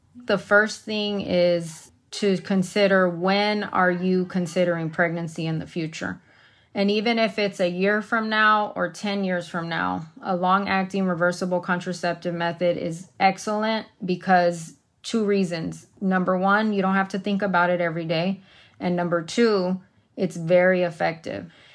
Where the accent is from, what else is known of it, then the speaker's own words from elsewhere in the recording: Texas, United States; now in Arizona, United States; as a Latina growing up in Texas